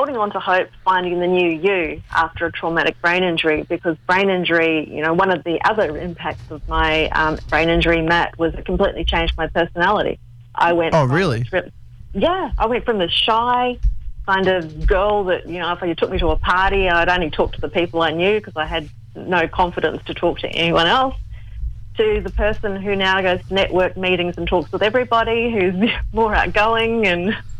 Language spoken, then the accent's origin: English; Australia; born there; I'm Australian born, but I've got, Yugoslav and...